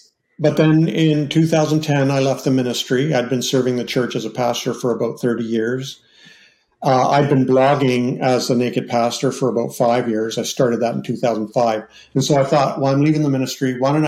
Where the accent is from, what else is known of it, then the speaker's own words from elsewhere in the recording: Canada; I'm Canadian, so I was born into the Anglican church.